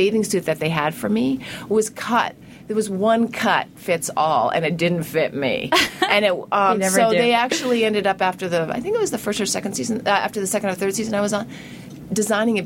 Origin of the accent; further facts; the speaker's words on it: New England, United States; I grew up in New England